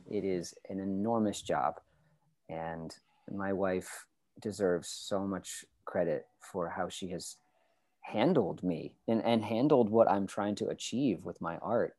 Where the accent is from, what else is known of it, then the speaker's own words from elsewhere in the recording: New Hampshire, United States; moved away as an adult; I was born in New Hampshire